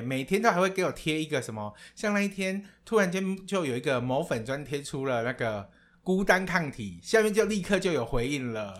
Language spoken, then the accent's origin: Chinese; Taiwan; now in Thailand; 我从来不知道说我可以身为台湾人的前百分之零点四